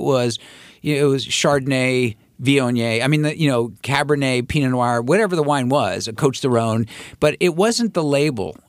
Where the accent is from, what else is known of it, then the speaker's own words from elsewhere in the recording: San Francisco, California, United States; I grew up in San Francisco with the really lousy Giants era